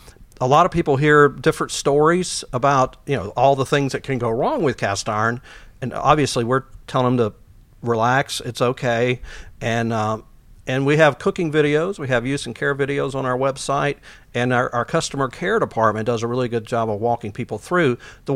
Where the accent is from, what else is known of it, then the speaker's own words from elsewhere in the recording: the South, United States; I'm from the South, so home seasoning wasn't that difficult.